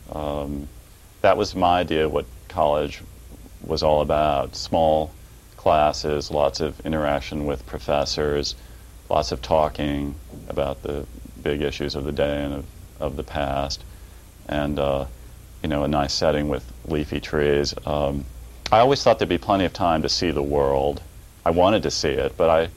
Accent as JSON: {"language": "English", "town": "Quincy", "region": "Illinois", "country": "United States", "tie": "born or raised there", "said": "I was born in the Midwest, a small city right on the banks of the Mississippi River, Quincy, Illinois"}